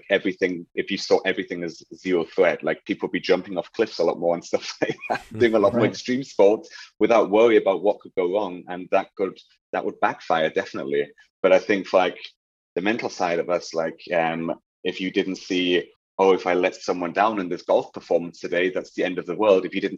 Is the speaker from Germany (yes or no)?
yes; Germany; moved away as an adult; I was in Germany. I grew up in Germany